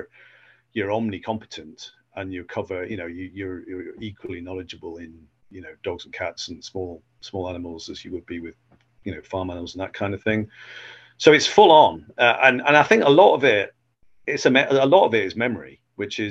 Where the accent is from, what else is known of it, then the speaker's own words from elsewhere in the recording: Cheshire, North West England, United Kingdom; moved away as an adult; also born or lived in Edinburgh, Scotland; now in Dumfries, United Kingdom; I was from Cheshire originally